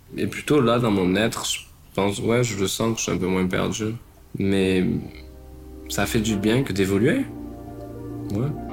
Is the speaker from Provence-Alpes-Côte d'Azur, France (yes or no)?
yes; Marseille, Provence-Alpes-Côte d'Azur, France; also born or lived in London / Australia / Los Angeles; now in Paris, France; j'ai 26 ans, je viens de Marseille et je suis photographe. Je suis arrivé à Paris en 2018